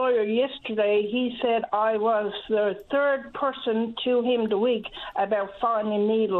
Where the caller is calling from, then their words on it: Riverhead, Newfoundland and Labrador, Canada; I'm calling from Riverhead St. Mary's.